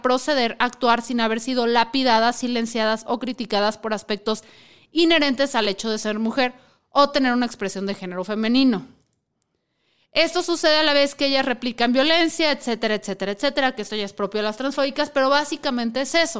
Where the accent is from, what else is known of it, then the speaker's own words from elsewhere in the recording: Chihuahua, Mexico; Yo soy de Chihuahua